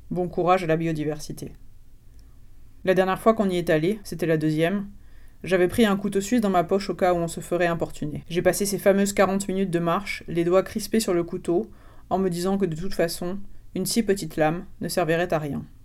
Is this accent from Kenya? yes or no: no; France; born there; Comme je suis née en France, mes parents n'ont pas envisagé de m'enterrer vivante à la naissance